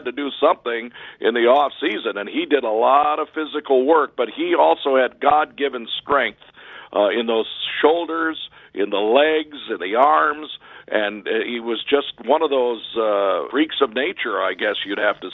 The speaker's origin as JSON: {"language": "English", "town": "Detroit", "region": "Michigan", "country": "United States", "tie": "born or raised there", "said": "I was a kid that I grew up in Detroit watching him play"}